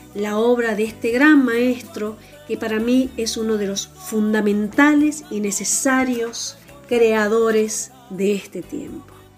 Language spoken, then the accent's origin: Spanish; Venado Tuerto, Santa Fe, Argentina; moved away as an adult; also born or lived in Rosario / Avellaneda; yo soy de Venado Tuerto